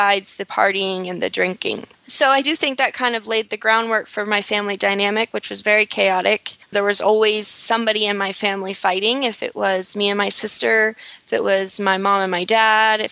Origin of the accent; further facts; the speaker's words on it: Tampa, Florida, United States; moved away as an adult; also born or lived in Fort Myers, Florida / Fort Lauderdale, Florida / Miami, Florida; now in Costa Rica; I was born in Tampa, Florida. Throughout, I don't know, I would say about the first 15 years, I lived pretty much in the country, out in the middle of nowhere